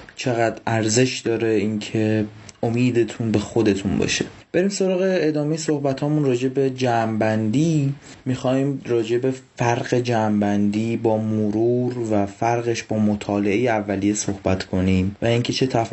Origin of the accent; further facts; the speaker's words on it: Mashhad, Razavi Khorasan, Iran; moved away as an adult; now in Tehran, Iran; توی مشهد بزرگ شدم